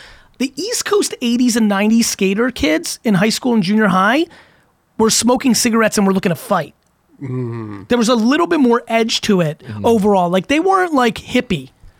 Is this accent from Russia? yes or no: yes; Russia; born there; And like, I was born in Russia. I was like, fuck Drago.